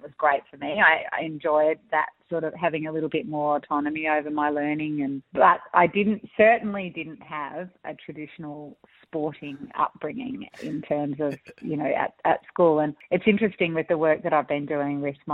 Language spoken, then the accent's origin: English; Olinda, Victoria, Australia; I grew up in the Dandenong Ranges up in Olinda.